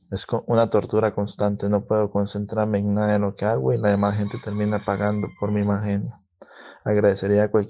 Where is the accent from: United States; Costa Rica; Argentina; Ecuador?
Costa Rica; Soy de Costa Rica